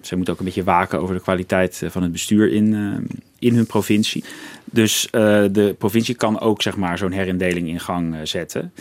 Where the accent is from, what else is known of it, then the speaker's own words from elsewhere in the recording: Krimpen aan de Lek, South Holland, Netherlands; ik ben eigenlijk opgegroeid in het dorp Krimpen aan de Lek.